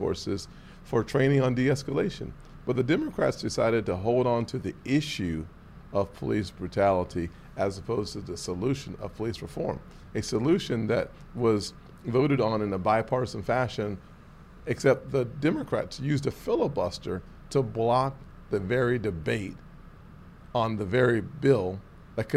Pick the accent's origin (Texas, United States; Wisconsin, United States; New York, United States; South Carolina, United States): South Carolina, United States; North Charleston; North Charleston, my hometown